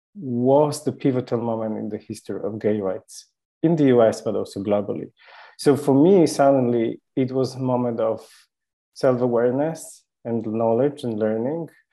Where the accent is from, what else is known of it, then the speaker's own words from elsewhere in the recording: Poland; moved away; I was born in Poland, and I'm lucky not to live there.